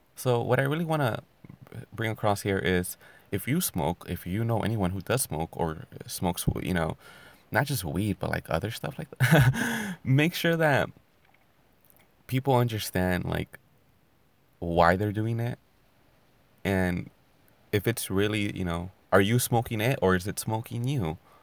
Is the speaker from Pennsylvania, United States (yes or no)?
no; California, United States; I'm from California